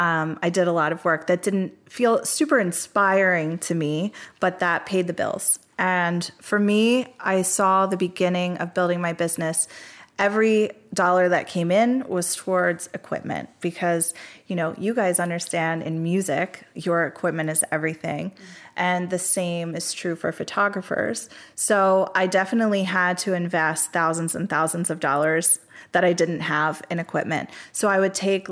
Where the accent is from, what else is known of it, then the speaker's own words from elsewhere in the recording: Coatesville, Pennsylvania, United States; my hometown, Coatesville, Pennsylvania